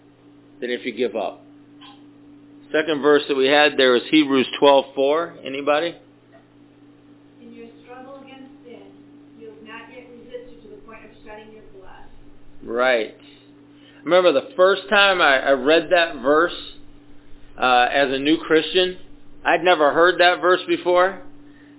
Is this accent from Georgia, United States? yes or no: yes; Atco, Georgia, United States; I grew up in the South